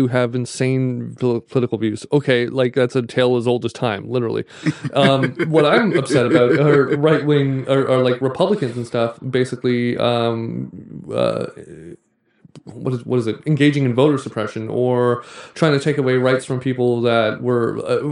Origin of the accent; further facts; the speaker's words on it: Canada; as a Canadian